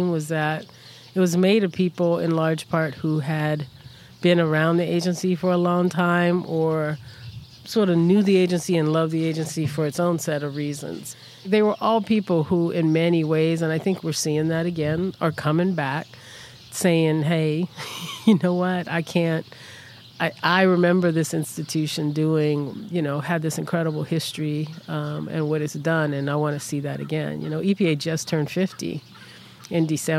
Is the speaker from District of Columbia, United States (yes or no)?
no; New Orleans, Louisiana, United States; moved away; also born or lived in Philadelphia / New Jersey; brought back to New Orleans. So to me, New Orleans is home.